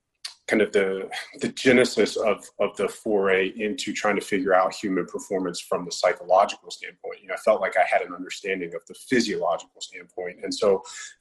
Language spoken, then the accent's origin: English; Roanoke, Virginia, United States; moved away; I grew up in Southwest Virginia, Roanoke